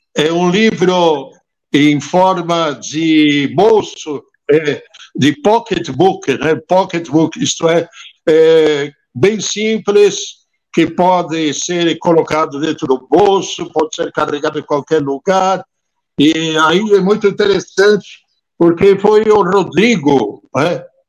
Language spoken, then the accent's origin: Portuguese; near Trento, Trentino-Alto Adige, Italy; moved away as an adult; also born or lived in Padua / São Paulo, Brazil; now in Brazil; eu estive na Itália exatamente até os 20 anos, nasci lá em Trento, perto de Trento